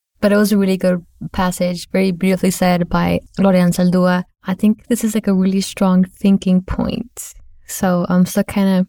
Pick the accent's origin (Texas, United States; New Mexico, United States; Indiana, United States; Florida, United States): Texas, United States; the Valley; moved away; also born or lived in Lubbock, Texas; Growing up in the Valley, it's predominantly brown people, Spanish speaking. Everywhere you go, you don't even speak English because everyone there knows Spanish. So then when I moved to Lubbock, it was like predominantly white, predominantly Caucasian.